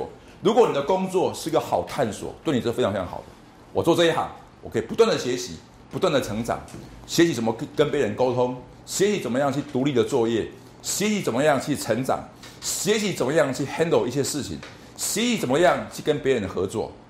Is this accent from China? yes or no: no; Taiwan; 同学们，在台湾一百个学生里面，你们是前面的百分之三，或者百分之一。我们台湾过，我们中国人过去五千年来都有一个很基本的想法：我的成功是靠考试。